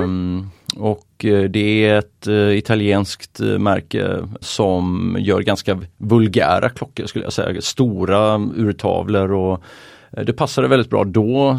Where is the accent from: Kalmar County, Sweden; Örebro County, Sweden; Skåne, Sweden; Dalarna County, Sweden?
Kalmar County, Sweden; Oskarshamn; now in Åre, Sweden; jag är från Småland, Oskarshamn